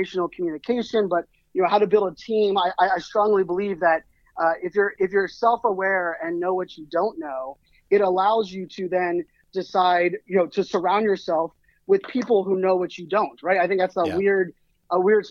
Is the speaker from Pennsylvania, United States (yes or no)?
yes; Pittsburgh, Pennsylvania, United States; moved away; I grew up in Pittsburgh, Pennsylvania